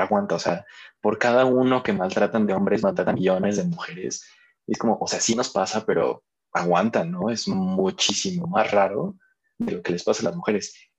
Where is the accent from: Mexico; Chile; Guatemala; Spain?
Mexico; como cultura mexicana